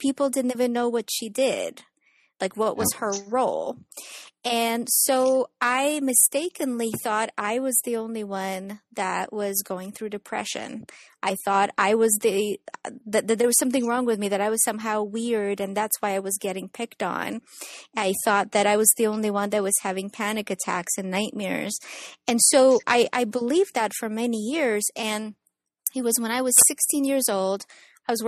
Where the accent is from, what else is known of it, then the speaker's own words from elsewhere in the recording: Ukraine; now in San Diego, United States; I was born and raised in Ukraine